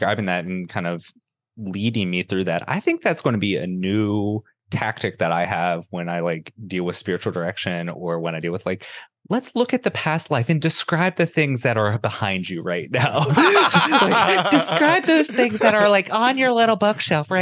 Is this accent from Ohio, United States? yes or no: yes; Southeast Ohio, United States; So I grew up in Southeast Ohio in a small town on the Ohio River, and my father was a coal miner